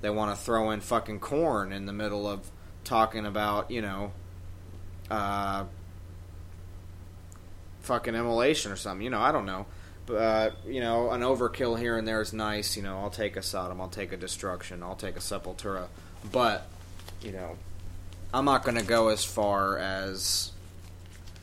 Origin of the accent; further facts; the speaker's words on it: New York, United States; I'm fucking New Yorker